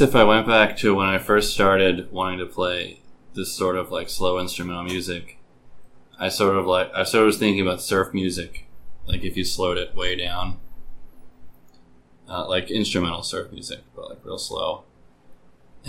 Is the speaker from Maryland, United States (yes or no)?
yes; Baltimore, Maryland, United States; I've lived in Baltimore my whole life.